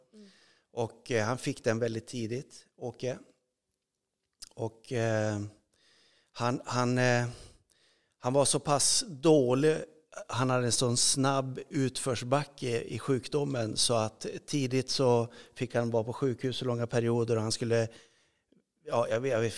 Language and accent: Swedish; Örnsköldsvik, Västernorrland County, Sweden; moved away; jag växte upp i Övik